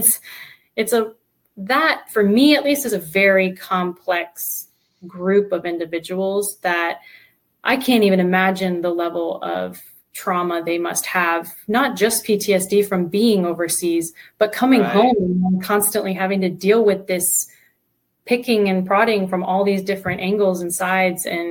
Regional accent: Sarasota, Florida, United States; also born or lived in Vancouver, Canada; now in Tampa, United States; I grew up in Sarasota, just an hour south

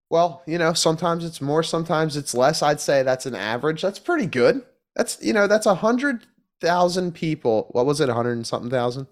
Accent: Philadelphia, Pennsylvania, United States; I'm from Philly, you know, it's not, it doesn't get that cold.

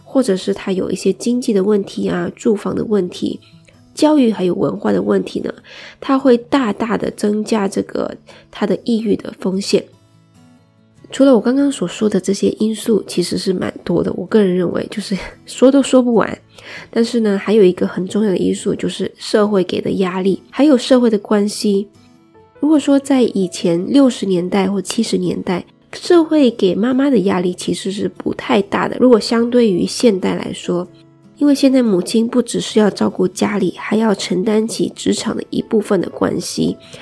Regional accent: Malaysia; 作为一个马来西亚人来说

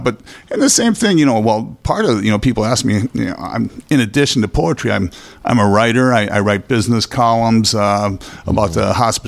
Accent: Los Angeles, California, United States; born there; No, I was born in Los Angeles.

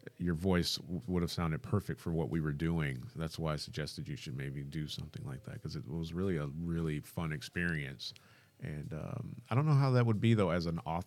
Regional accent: Michigan, United States; I'm from Michigan

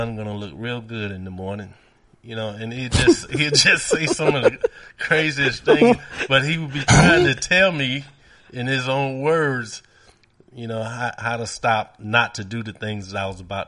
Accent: New York City, New York, United States; as a young man growing up in New York and Brooklyn

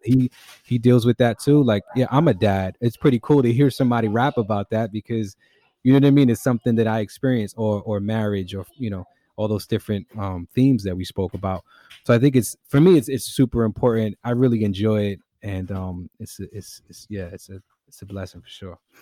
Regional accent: New York City, New York, United States; also born or lived in East Harlem; I grew up in the Bronx, was born in East Harlem, grew up in the Bronx

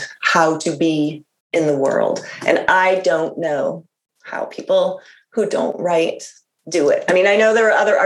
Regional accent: Iowa City, Iowa, United States; moved away; I grew up in Iowa in a college town. So, you know, a nice sort of the garden spot of Iowa, Iowa City

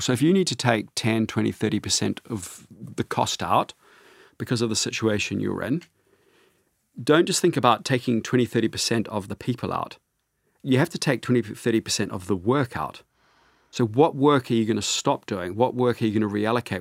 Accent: New Zealand; I grew up on a sheep farm in New Zealand

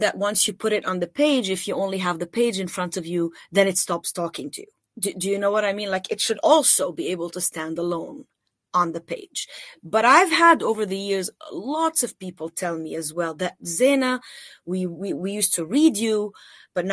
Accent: Tripoli, North Governorate, Lebanon; I grew up in Tripoli, then went to AUB

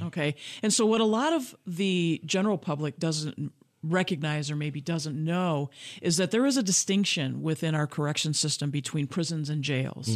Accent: Grand Rapids, Michigan, United States; I was born and raised in Grand Rapids, Michigan

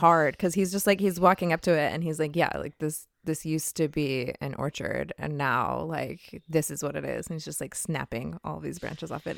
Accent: Southern California, United States; moved away; also born or lived in Phoenix, Arizona; I grew up in Southern California

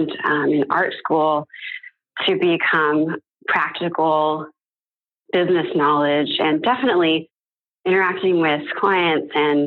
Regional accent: San Francisco, California, United States; moved away as an adult; also born or lived in Providence, Rhode Island; now in Dallas, United States; my home city of San Francisco and my current home, Dallas, Texas

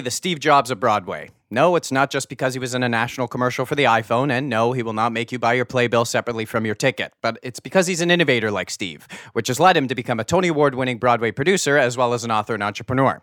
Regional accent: Canada; I am your Canadian variant

